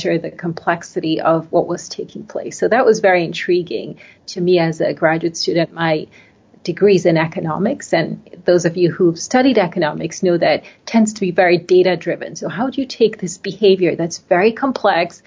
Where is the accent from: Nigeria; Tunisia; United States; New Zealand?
Nigeria; moved away; I grew up in Nigeria in West Africa. My mother is American. My father is Nigerian.